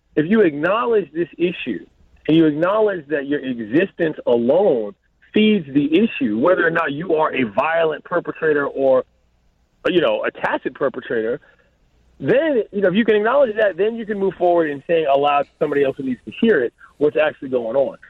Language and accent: English; Washington, District of Columbia, United States; now in Los Angeles, United States; my hometown